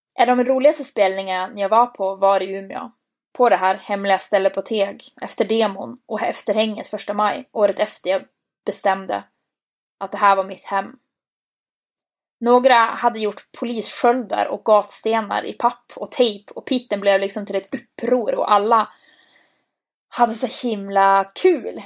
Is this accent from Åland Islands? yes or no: no; Bodø, Nordland, Norway; moved away as an adult; hemma i Bode